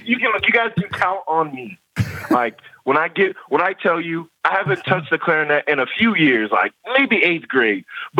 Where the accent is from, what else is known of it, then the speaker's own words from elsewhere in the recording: Woodbridge, Virginia, United States; also born or lived in Ghana; I'm from Virginia, Woodbridge, Virginia.